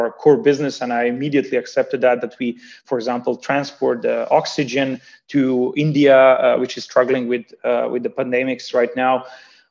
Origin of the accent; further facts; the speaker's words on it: Banja Luka, Republika Srpska, Bosnia & Herzegovina; now in Hamburg, Germany; me from Germany helping the society where I was born and raised with, helping my hometown of Banja Luka